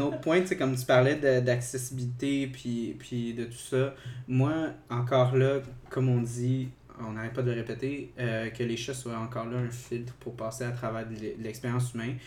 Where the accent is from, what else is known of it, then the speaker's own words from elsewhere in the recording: South Shore of Montreal, Quebec, Canada; also born or lived in Saint-Hubert; je viens de la Rive-Sud